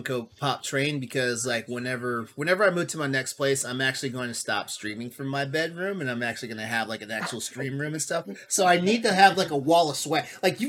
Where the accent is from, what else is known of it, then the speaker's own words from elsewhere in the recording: Texas, United States; I grew up in Texas.